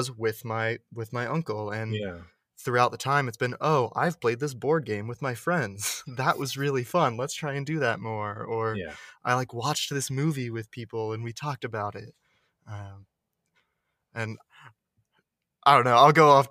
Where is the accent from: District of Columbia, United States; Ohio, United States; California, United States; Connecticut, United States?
District of Columbia, United States; Washington; born or raised there; moved away as an adult